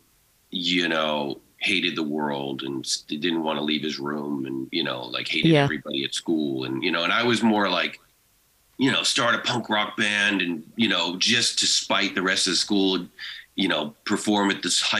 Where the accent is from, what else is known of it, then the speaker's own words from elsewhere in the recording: Haverhill, Massachusetts, United States; moved away; growing up, it was a small town in like 40 miles north of Boston called Haverhill, Massachusetts.